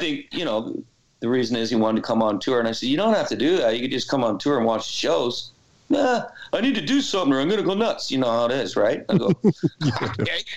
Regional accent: Canada; I'm Canadian

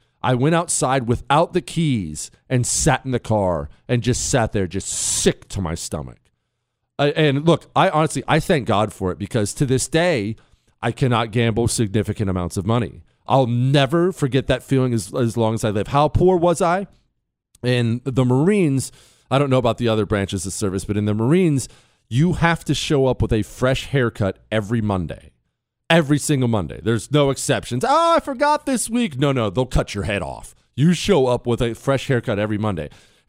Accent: Ohio, United States; also born or lived in Montana; Remember, I grew up in Ohio and Montana.

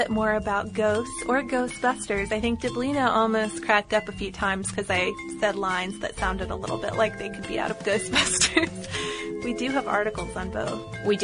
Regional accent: England, United Kingdom; Growing up in England in the 1970s, pumpkins were exotic and expensive items, so most children hollowed out turnips.

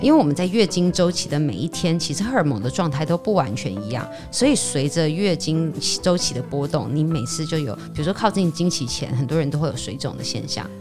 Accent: Taiwan; 我们台湾人

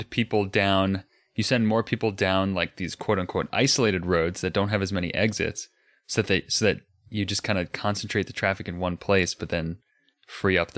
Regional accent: United States; I'm American

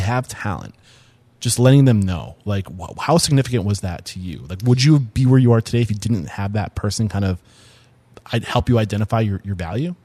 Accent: Portsmouth, New Hampshire, United States; I'm from the Portsmouth area

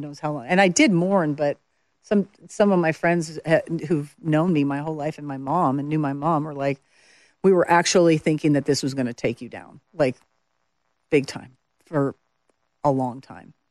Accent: Medicine Hat, Alberta, Canada; moved away as an adult; also born or lived in Montreal / Calgary; now in Nashville, United States; I spent the majority of my formative years, I guess, from ten, n, nine, nine years old to eighteen in Alberta, in Calgary and, and Medicine Hat

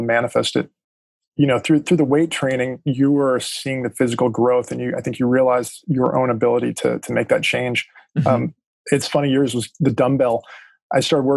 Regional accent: Los Angeles, California, United States; also born or lived in Texas; I ended up moving back to Los Angeles. And that's where I'm originally from North Hollywood

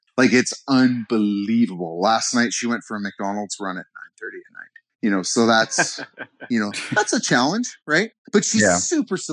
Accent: Canada; I'm from Canada, so they say pop

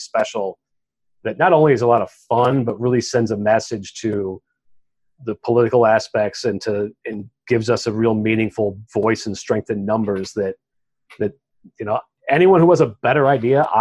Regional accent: West Texas, United States; I'm from West Texas

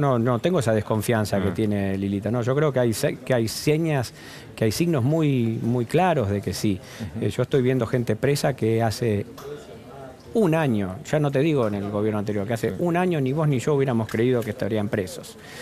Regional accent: Argentina

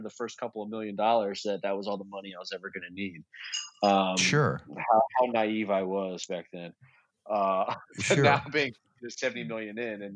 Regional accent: Kentucky, United States; I'm from Kentucky

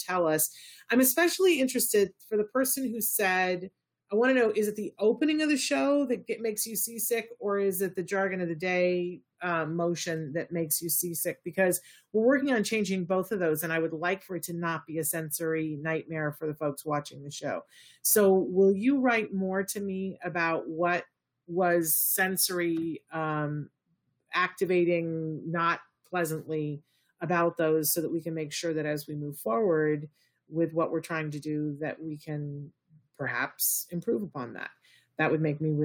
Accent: New York, United States; I'm very much a product of the SUNY system. They have a new program that is opening in my hometown

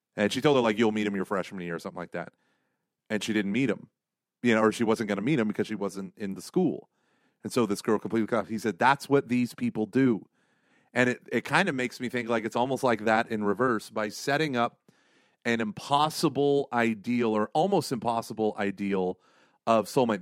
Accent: Broken Arrow, Oklahoma, United States; moved away; Broken Arrow, my hometown, uh, Broken Arrow, Oklahoma

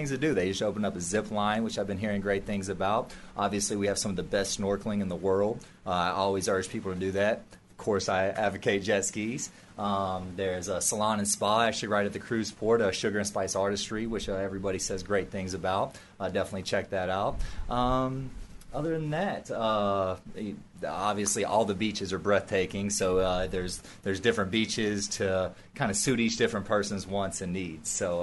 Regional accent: Nashville, Tennessee, United States; moved away; I'm from Nashville, Tennessee

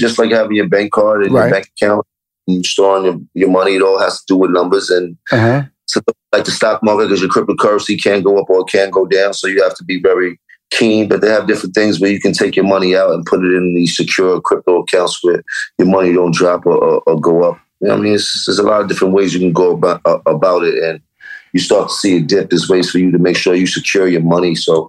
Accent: New York, United States; And I'm from Harlem. All you learned about was hustling when you're Harlem.

